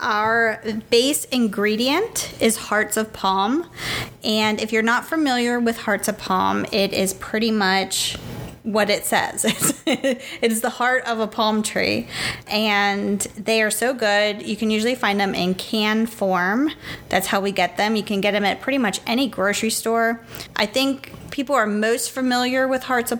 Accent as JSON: {"language": "English", "region": "Pennsylvania", "country": "United States", "said": "We're from Pennsylvania"}